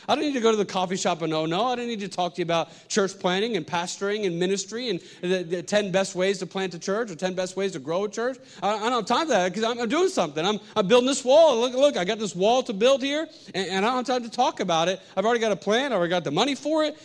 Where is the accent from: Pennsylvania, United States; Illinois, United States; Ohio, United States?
Pennsylvania, United States; moved away as an adult; now in New York City, United States; I was from Pennsylvania